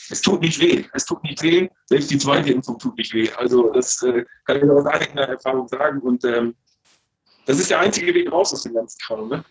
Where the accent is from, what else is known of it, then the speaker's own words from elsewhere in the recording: Landkreis Stade, Lower Saxony, Germany; in Blankreich Stade, wo ich herkomme